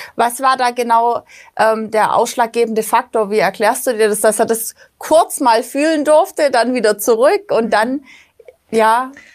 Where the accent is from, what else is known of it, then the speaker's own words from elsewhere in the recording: Black Forest, Baden-Württemberg, Germany; ich bin auch im Schwarzwald aufgewachsen